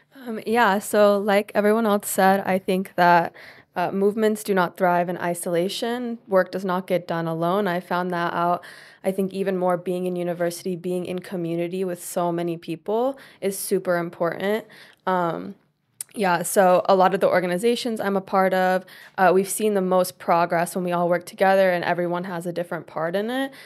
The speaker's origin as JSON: {"language": "English", "region": "Tennessee", "country": "United States", "said": "I'm from Tennessee, and I'm currently in my third year of university"}